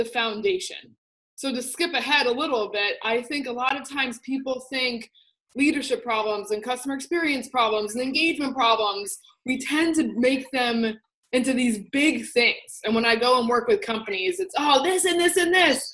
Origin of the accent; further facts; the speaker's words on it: New Jersey, United States; I grew up in New Jersey, and I'm a Jersey girl.